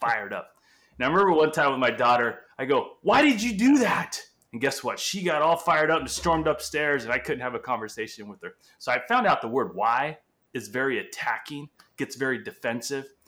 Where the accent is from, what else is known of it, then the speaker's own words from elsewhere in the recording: Angola; first language Portuguese; English is a second language; also born or lived in Portugal; now in California, United States; So, English is my second language, Portuguese being my first. I was born in Angola, Africa